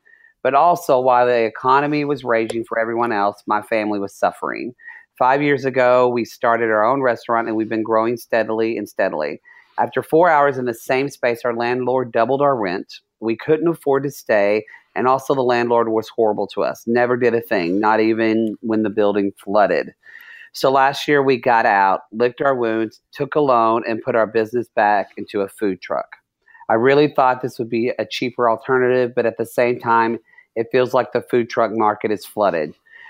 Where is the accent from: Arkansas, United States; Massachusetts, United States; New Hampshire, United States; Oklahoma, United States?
Oklahoma, United States; also born or lived in California; because I'm from Oklahoma and from California, so I have people on all sides.